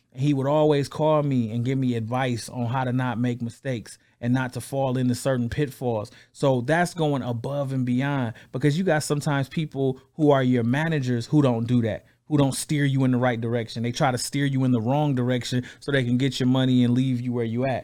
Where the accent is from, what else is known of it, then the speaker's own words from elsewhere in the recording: Flint, Michigan, United States; I'm from Flint, Michigan